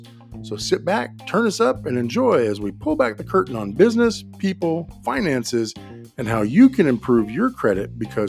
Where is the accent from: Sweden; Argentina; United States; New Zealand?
United States; Folsom, California; I am, actually. I'm up in the Sacramento area, Folsom.